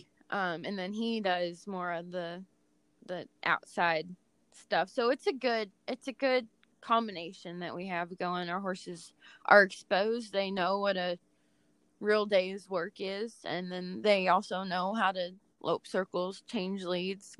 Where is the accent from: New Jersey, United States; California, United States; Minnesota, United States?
California, United States; moved away as an adult; now in Texas, United States; because I was raised in California, and now at this point in my life, I'm almost 38. I've spent about half my life in California, and the second half has been pretty much in Texas